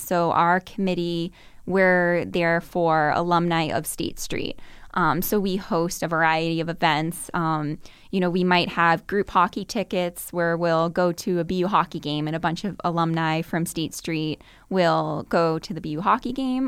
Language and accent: English; Burlington, Massachusetts, United States; I'm from Burlington, Massachusetts, which is just about, I believe, sixteen miles from here, um, north of Boston.